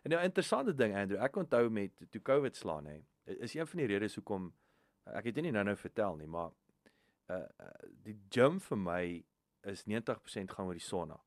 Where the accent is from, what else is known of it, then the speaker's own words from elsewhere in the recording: Riebeeckstad, Free State, South Africa; moved away; ek het in Riebeekstad groot geword, 10 minute van Welkom